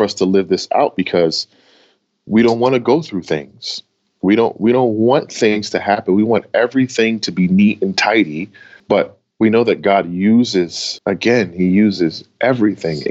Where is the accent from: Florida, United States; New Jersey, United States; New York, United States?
New Jersey, United States; Camden; also born or lived in Wilmington; I grew up in Camden, New Jersey in a very tender age